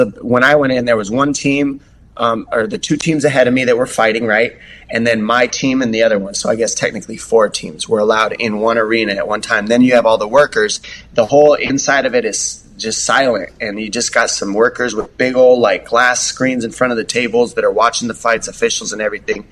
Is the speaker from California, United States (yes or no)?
no; Tucson, Arizona, United States; moved away as an adult; now in San Diego, United States; I'm from Tucson, Arizona. My family's out there. That's where I was raised